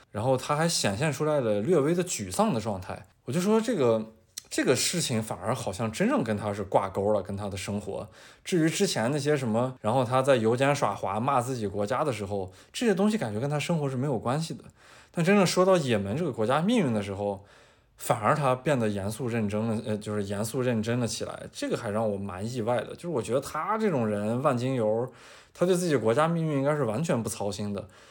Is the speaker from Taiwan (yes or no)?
no; northern China, China; 因为我小时候在北方嘛，在北方的那种机关大院儿里边儿长大的